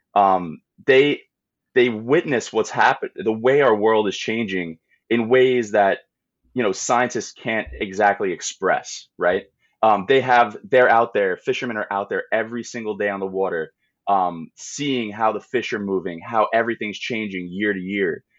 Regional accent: Long Island, New York, United States; I grew up on Long Island

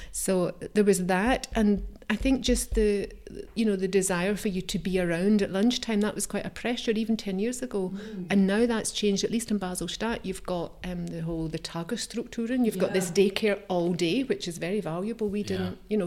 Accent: Scotland, United Kingdom; moved away as an adult; now in Switzerland; I mean, I would say that's my heritage. I am from Scotland.

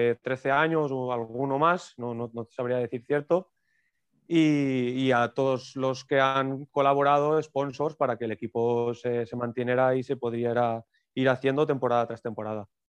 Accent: Moixent, Valencian Community, Spain; soy, soy natural, natural de Moisent

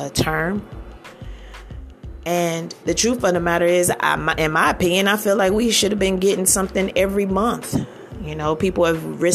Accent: Northern Virginia / Washington D.C. area, United States; moved away; also born or lived in Maryland; I'm from the Northern Virginia area, D.C. area, Maryland area. Grew up in that area, and is home.

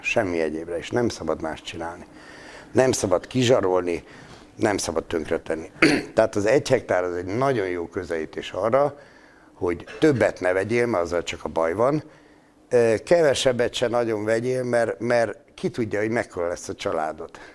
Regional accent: Szabolcs-Szatmár-Bereg, Hungary; én Szabolcs Szatmár Bereg megyének a Szatmári részén születtem

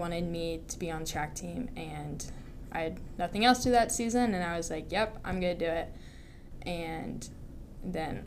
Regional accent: Charlotte, North Carolina, United States; moved away as an adult; I'm from Charlotte, North Carolina

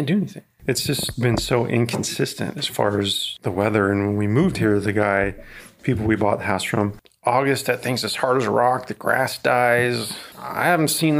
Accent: North Idaho, United States; moved away; I grew up in North Idaho.

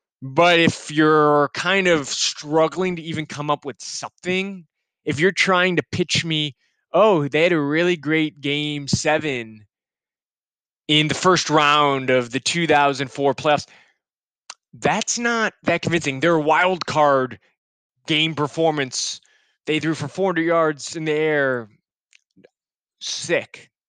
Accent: Chicago, Illinois, United States; Again, I'm from Chicago

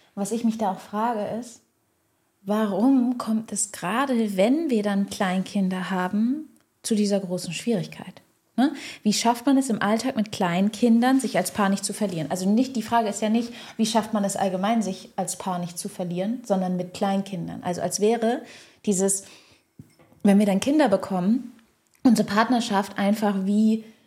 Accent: Schleswig-Holstein, Germany; moved away as an adult; now in Heidelberg, Germany; Wir kommen woanders her, aus dem Norden von Deutschland, aus Schleswig-Holstein.

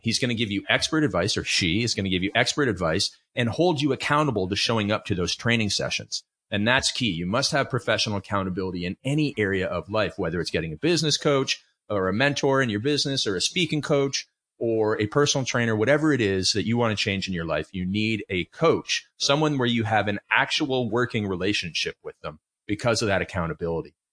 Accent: Canada; I grew up in Canada

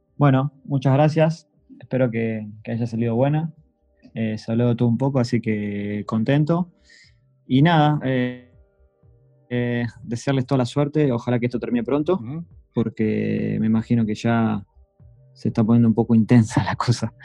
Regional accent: Argentina; now in Netherlands; sos argentino

